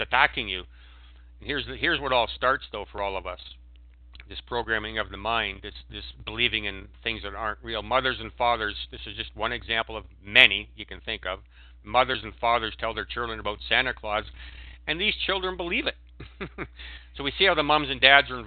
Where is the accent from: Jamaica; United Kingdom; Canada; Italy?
Canada; When I was a Canadian, I was identified as a Canadian